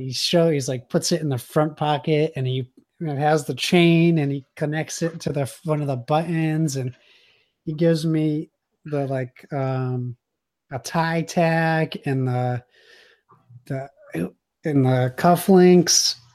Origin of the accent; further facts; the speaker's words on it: Massachusetts, United States; I'm from Massachusetts, and regardless of what people think of the teams, as a kid, I was taught what sports hate is